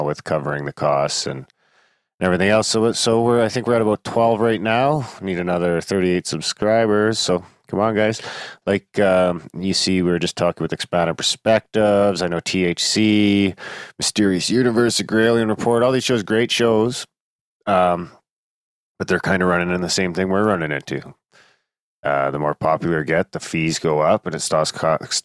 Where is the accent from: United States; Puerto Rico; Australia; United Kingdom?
United Kingdom; moved away; I'm fucking British